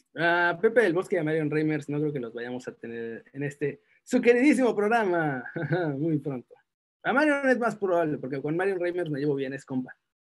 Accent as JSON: {"language": "Spanish", "country": "Mexico", "moved": "yes"}